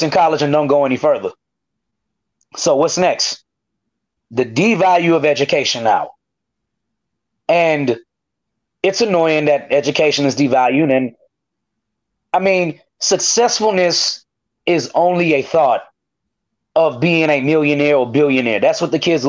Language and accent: English; United States; I'm from McNair